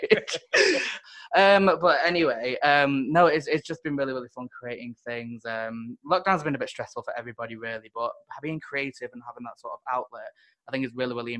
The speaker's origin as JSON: {"language": "English", "town": "Manchester", "region": "North West England", "country": "United Kingdom", "said": "I'm from Manchester, so I actually started in Manchester"}